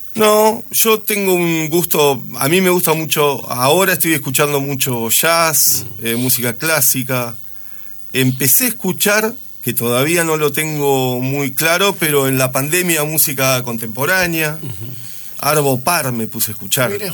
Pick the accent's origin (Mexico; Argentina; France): Argentina; Santa Fe; moved away as an adult; Yo soy nacido en Santa Fe